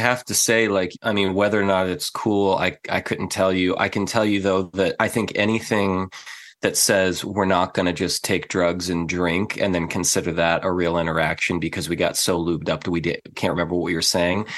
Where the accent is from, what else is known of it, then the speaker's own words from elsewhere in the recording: San Diego, California, United States; also born or lived in Midwest; I was raised in San Diego amongst Californians, which are not normal people